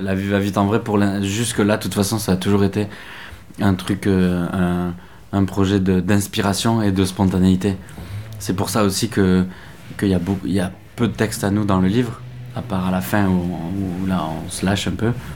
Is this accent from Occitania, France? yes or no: yes; Lot, Occitania, France; on est originaire du Lot